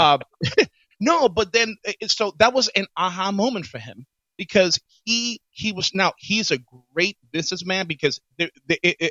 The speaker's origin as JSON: {"language": "English", "town": "New York City", "region": "New York", "country": "United States", "tie": "born or raised there", "said": "when I was growing up in the Bronx"}